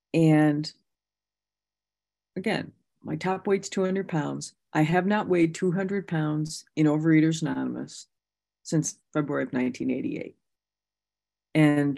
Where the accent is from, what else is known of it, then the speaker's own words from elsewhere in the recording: Michigan, United States; because I came from Michigan. We were largely influenced by the 12-step program of Bob Smith from Ohio.